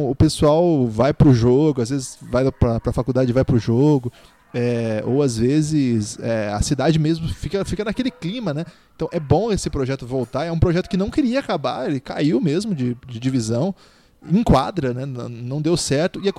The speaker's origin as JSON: {"language": "Portuguese", "town": "Maringá", "region": "Paraná", "country": "Brazil", "said": "Eu sou de Maringá"}